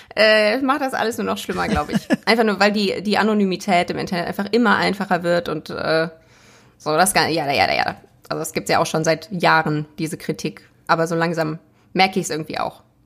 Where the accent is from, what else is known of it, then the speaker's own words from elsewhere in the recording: Essen, North Rhine-Westphalia, Germany; ich komme aus, äh, aus Essen, aber aus einem schönen Stadtteil